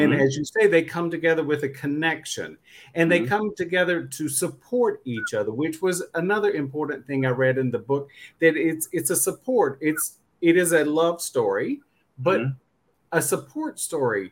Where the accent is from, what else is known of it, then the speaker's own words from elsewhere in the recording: the South, United States; I'm Southern